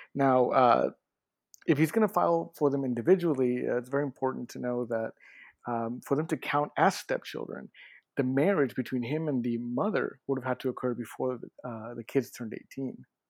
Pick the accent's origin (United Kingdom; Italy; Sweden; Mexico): Mexico; now in United States; I'm from Mexico